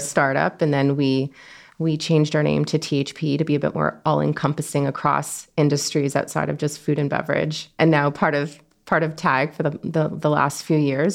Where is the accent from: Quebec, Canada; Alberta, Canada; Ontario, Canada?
Ontario, Canada; Toronto; born and raised in Toronto.